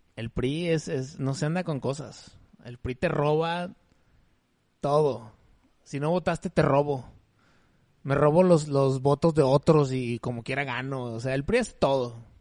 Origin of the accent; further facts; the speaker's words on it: Mexico; soy mexicano y somos bastante chileros